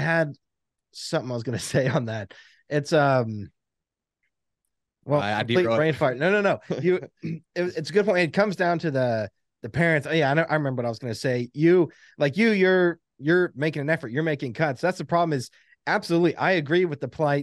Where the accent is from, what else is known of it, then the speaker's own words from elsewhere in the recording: the South, United States; we grew up in the South, but our mom was a Yankee